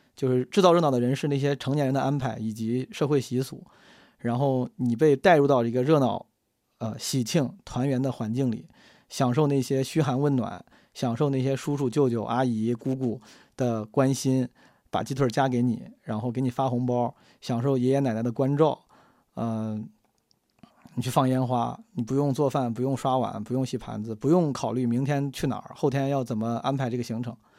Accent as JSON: {"language": "Chinese", "town": "Zhengzhou", "region": "Henan", "country": "China", "tie": "born or raised there", "said": "我是个有老家的人，而且就在郑州的郊区"}